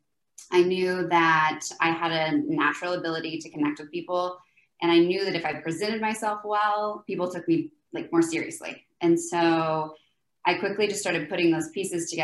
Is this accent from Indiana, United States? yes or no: no; Oklahoma, United States; moved away as an adult; also born or lived in Salt Lake City / Dallas; now in Florida, United States; I'm from Oklahoma, grew up there most of my life and then lived there until I was about 25